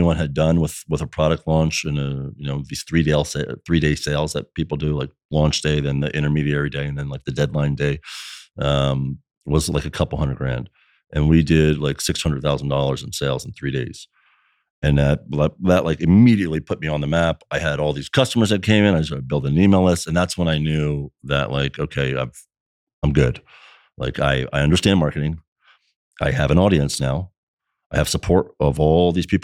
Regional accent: New Jersey, United States; moved away as an adult; now in Florida, United States; I born and raised in South Jersey

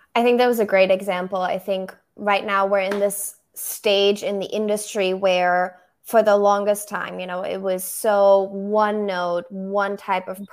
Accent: Berlin, Germany; first language German; English is a second language; moved away as an adult; also born or lived in Brussels, Belgium; now in United States; I'm originally from Germany. Yes. Um, that's where I grew up in Berlin.

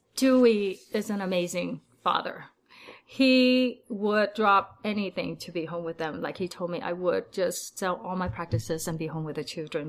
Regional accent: Vietnam; now in Salt Lake City, United States; I was born in Vietnam, so my whole family is from Vietnam

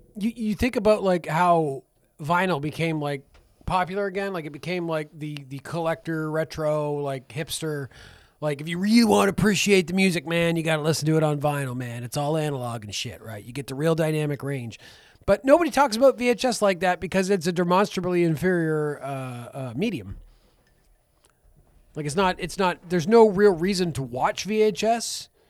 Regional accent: the Maritimes, Canada; Because we're from the Maritimes. Everybody around here says pop.

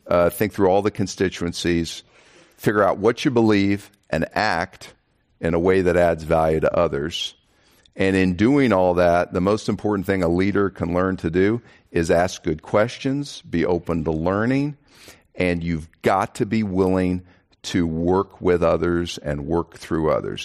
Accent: Kansas, United States; now in Texas, United States; I come from Kansas

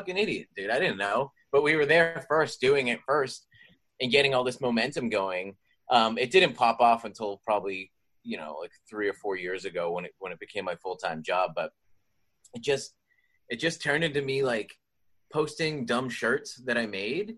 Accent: Boston, Massachusetts, United States; I'm from Boston, Massachusetts

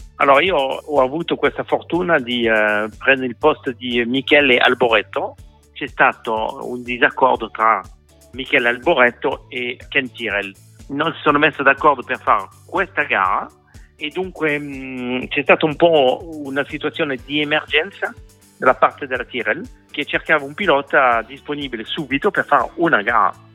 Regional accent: France

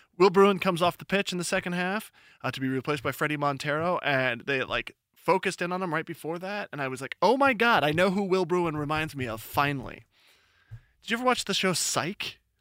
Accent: Seattle, Washington, United States

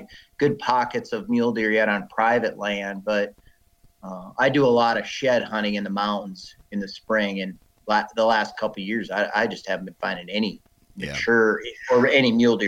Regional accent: South Dakota, United States; also born or lived in Wyoming / Montana; But I grew up in South Dakota, and I grew up in corn country.

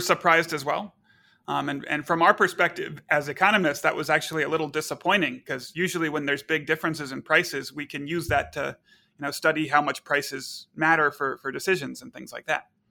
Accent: Texas, United States; now in Chicago, United States; I grew up in Texas

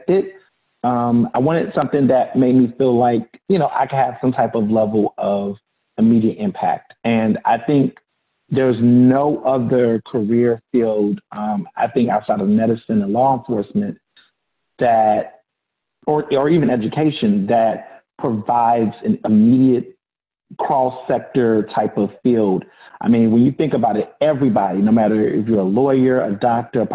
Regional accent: Houston, Texas, United States; also born or lived in Chicago, Illinois; When I was around six, seven years old, I moved to Houston, Texas with my mom and my brother

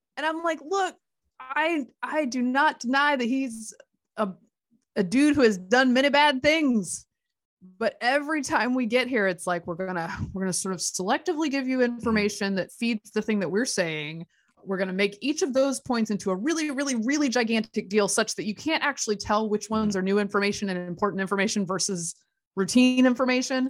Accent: Durham, North Carolina, United States; moved away; Durham is my hometown

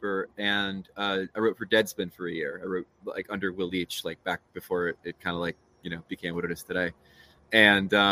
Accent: Matawan, New Jersey, United States; moved away as an adult; also born or lived in Maryland / Northern Virginia; I grew up in Mattawan

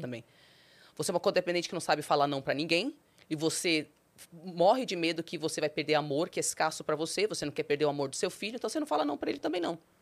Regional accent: Brazil; also born or lived in United States; Eu sou brasileira

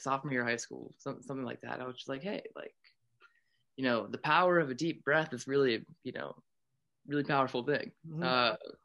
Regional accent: Pittsburgh, Pennsylvania, United States; moved away; right now I'm at my hometown. I'm in Pittsburgh

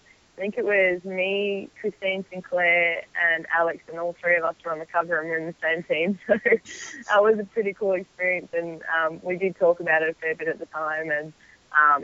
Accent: Melbourne, Victoria, Australia; moved away as an adult; now in Orlando, United States; I love playing in Melbourne, and for Melbourne City, it's my hometown

